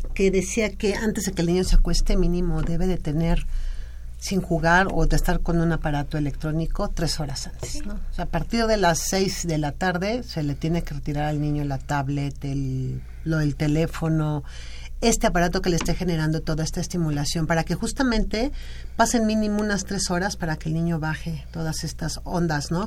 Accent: Mexico; lenguaje que tenemos como mexicanos

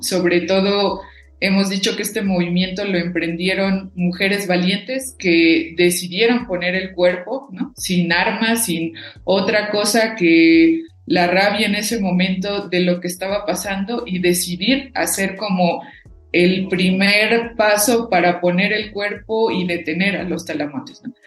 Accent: Cherán, Michoacán, Mexico; first language Purépecha; Spanish is a second language; venir de un legado de nuestros ancestros y ancestras propiamente de una cultura que siempre fue la resistencia

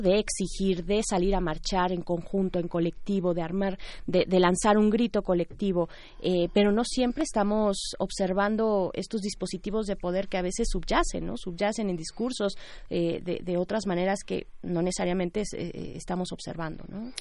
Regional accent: Mexico; como pueblo mexicano

